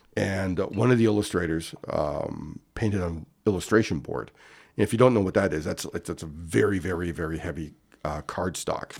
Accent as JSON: {"language": "English", "town": "Winnipeg", "region": "Manitoba", "country": "Canada", "tie": "born or raised there", "also_born_or_lived": "Ontario", "moved": "yes", "said": "I grew up in Winnipeg, Manitoba"}